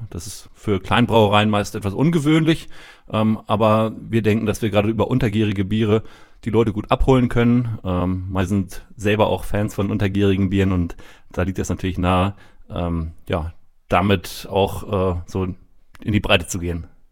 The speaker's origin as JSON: {"language": "German", "town": "Rethmar", "region": "Lower Saxony", "country": "Germany", "also_born_or_lived": "United States", "accent": "northern", "said": "man hört es schon, ich komme aus dem Norden, aus der Region Hannover, Redmar."}